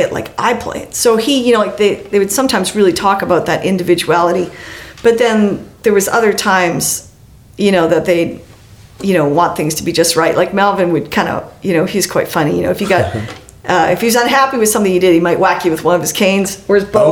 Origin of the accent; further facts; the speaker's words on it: Western Canada, Canada; I'm from Western Canada